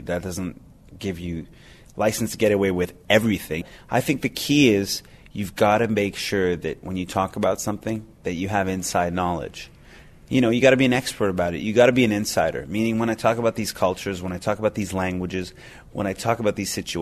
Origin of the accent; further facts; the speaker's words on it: Montreal, Quebec, Canada; I'm a big city Montrealer